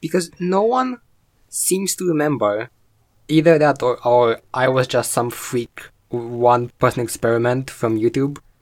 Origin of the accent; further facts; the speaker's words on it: Romania; I'm eighteen. I'm from Romania.